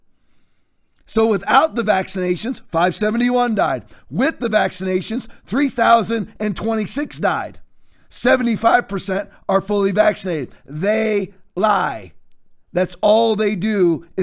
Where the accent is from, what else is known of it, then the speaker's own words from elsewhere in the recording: Redondo Beach, California, United States; now in Englewood, United States; I was born right here in the United States, obviously Redondo Beach, California, 1968